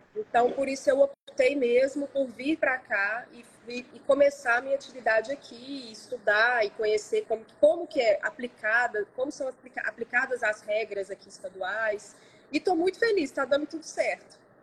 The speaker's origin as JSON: {"language": "Portuguese", "town": "Belo Horizonte", "region": "Minas Gerais", "country": "Brazil", "tie": "born or raised there", "moved": "as an adult", "lives_now": "São Paulo, Brazil", "said": "eu nasci em Belo Horizonte, minha família é toda de Belo Horizonte"}